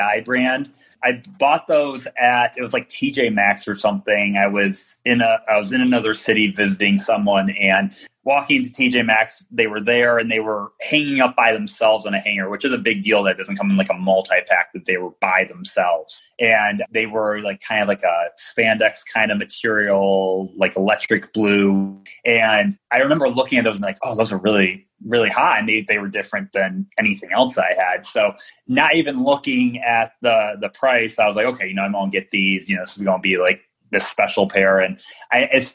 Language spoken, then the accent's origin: English; Detroit, Michigan, United States; I'm from Detroit. So D from the D